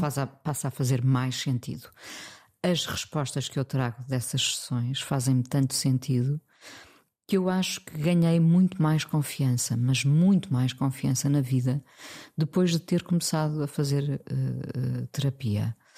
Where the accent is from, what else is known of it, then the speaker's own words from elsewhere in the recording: Mindelo, Norte, Portugal; moved away as an adult; also born or lived in Lisbon; nasci em Lisboa, mas vivi dos 4 aos 20 eh, em Mindelo.